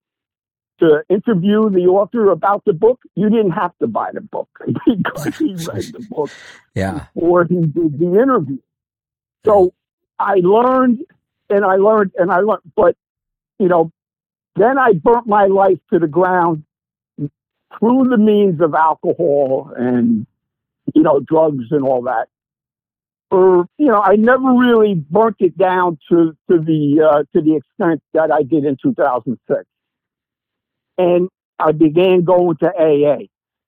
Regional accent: East Coast, United States; moved away; I'm from the East Coast. I mean, I'm from this tri-state area.

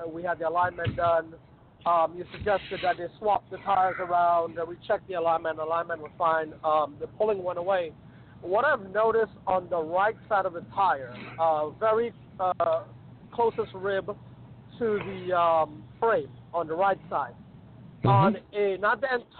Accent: Florida, United States; I'm the guy from Florida, actually.

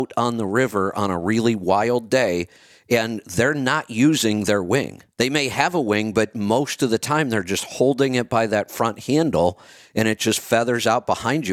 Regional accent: Northeast Ohio, United States; I grew up in Northeast Ohio

